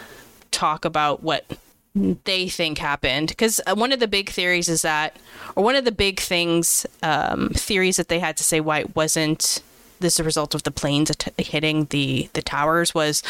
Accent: Canada; as a Canadian

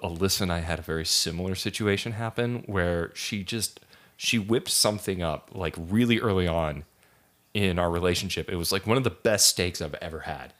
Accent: Idaho, United States; moved away; growing up in Idaho

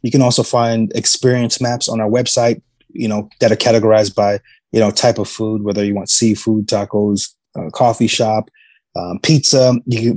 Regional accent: New York, United States; moved away as an adult; now in San Antonio, United States; being born and raised in New York

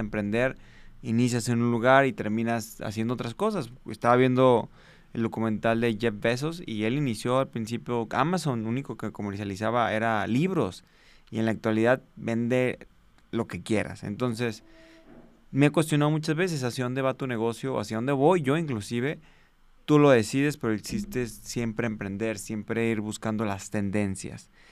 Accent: Guadalajara, Jalisco, Mexico; soy originado de Guadalajara, Jalisco, Aquí fue donde empezamos

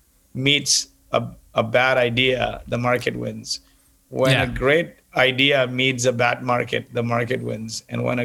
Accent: Kuwait; also born or lived in Canada; now in United States; I grew up in Kuwait in the Middle East, and they brought me to Canada. And after I finished engineering, I moved from Canada to the US.

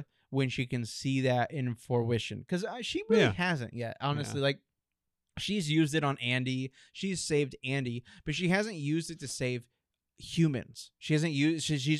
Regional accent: Canada; I'm French Canadian.

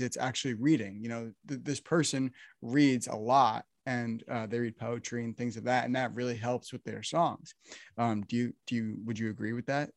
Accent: New Jersey, United States; now in Nashville, United States; I'm from New Jersey, and right now, here in Nashville

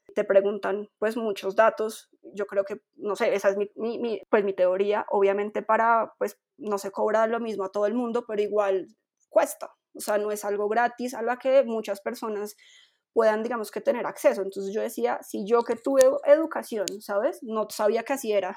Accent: Bogotá, Colombia; yo soy una persona, una mujer que nació en Bogotá

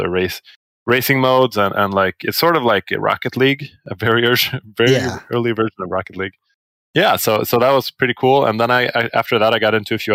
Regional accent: Sweden; I'm from Sweden.

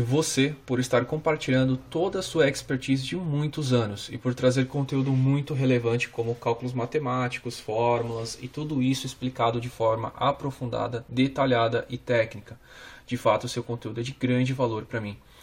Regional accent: Guarulhos, São Paulo, Brazil; sou de Guarulhos, São Paulo

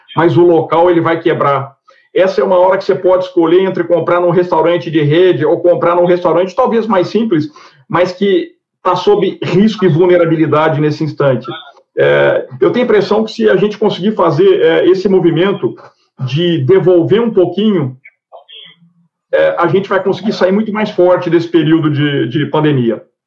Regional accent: Triângulo Mineiro, Minas Gerais, Brazil; o Triângulo Mineiro porque é onde eu nasci

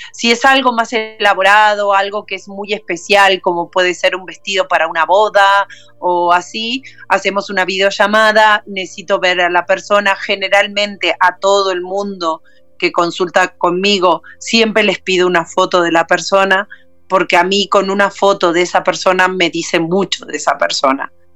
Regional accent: Uruguay; now in Barcelona, Spain; soy uruguaya, radicada en Barcelona

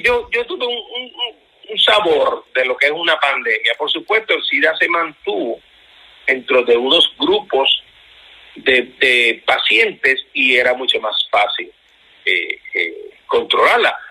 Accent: Puerto Rico; nos incluimos nosotros en Puerto Rico, que somos americanos

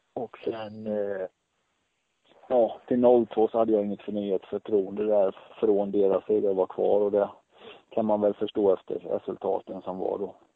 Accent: Tranås, Jönköping County, Sweden; dra igång en butik också, just hemma i Tranås

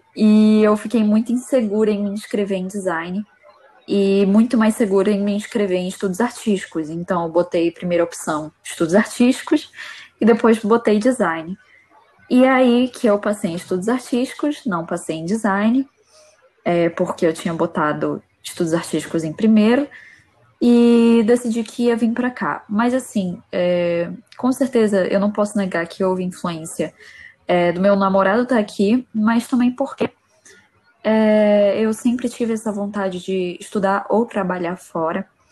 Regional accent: Manaus, Amazonas, Brazil; moved away as an adult; now in Coimbra, Portugal; Eu sou de Manaus, Amazonas

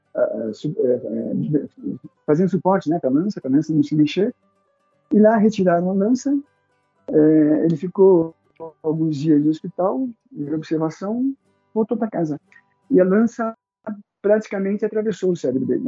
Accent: São Paulo, Brazil; moved away as an adult; now in Caieiras, Brazil; Eu nasci em São Paulo, Paulo na cidade, na capital de São Paulo, sou paulistano

